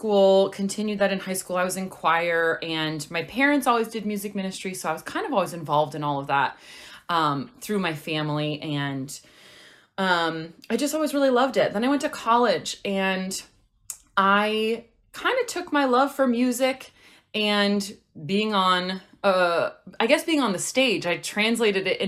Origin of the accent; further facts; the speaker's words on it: Los Angeles, California, United States; I was born and raised in Los Angeles